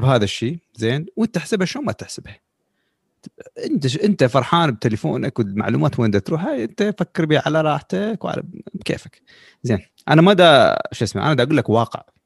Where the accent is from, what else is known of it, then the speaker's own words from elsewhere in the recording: Iraq; احنا كشعب خلينا نقول بالعراق